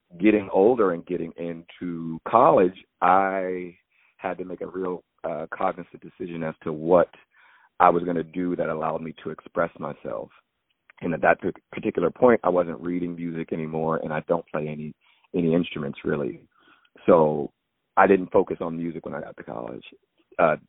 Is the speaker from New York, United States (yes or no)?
no; Springfield, Virginia, United States; I grew up in Northern Virginia, right outside of Washington, D.C., Springfield, Fairfax County